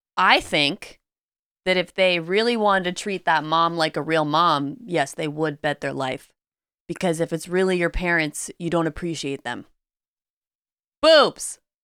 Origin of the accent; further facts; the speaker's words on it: Pacific Northwest, United States; we're both from the Pacific Northwest